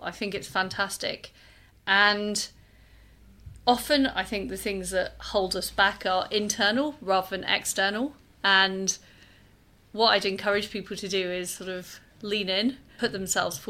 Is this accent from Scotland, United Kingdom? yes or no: no; Leeds, Yorkshire and the Humber, United Kingdom; moved away as an adult; now in London, United Kingdom; I grew up in Leeds. I moved to London in the 1990s.